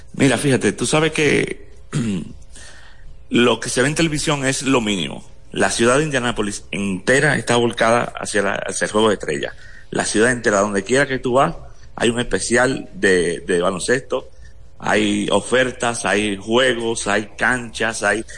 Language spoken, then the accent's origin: Spanish; Dominican Republic; Ya, ya nos reconoce como dominicano